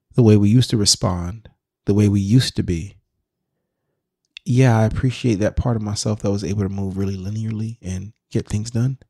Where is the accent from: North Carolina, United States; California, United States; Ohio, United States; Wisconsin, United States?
California, United States; Sacramento; moved away as an adult; also born or lived in Washington, D.C. / Maryland; my time growing up in Sacramento